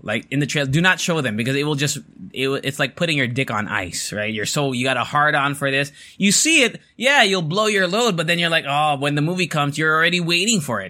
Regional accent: United States; moved away; I grew up in America

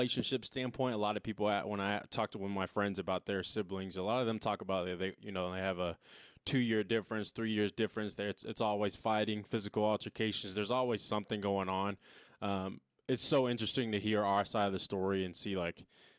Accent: Dallas, Texas, United States; also born or lived in San Diego, California; now in Lubbock, United States; I'm from Cali too, but originally from San Diego as well, but lived out in Dallas for a big time of my life

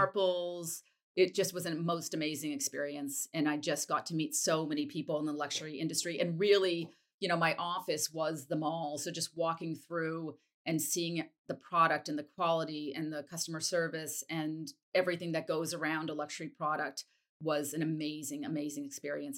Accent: Wellesley, Massachusetts, United States; moved away; also born or lived in New York; I grew up in a town called Wellesley

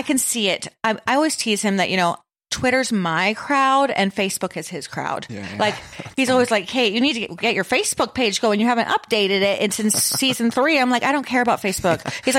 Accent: Melbourne, Victoria, Australia; my hometown in Melbourne

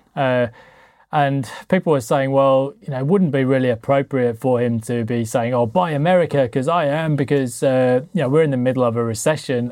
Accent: United Kingdom; I'm British

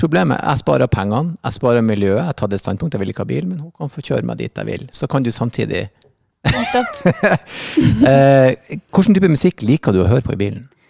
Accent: Northern Norway, Norway; moved away; jeg vokste opp i Nord-Norge

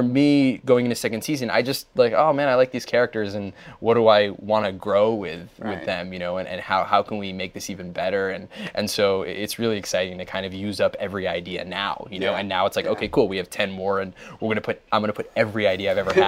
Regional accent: New Jersey, United States; I grew up in Jersey.

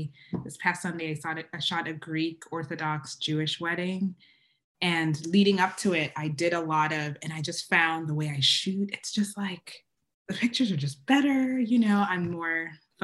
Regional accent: Uganda; first language Luganda

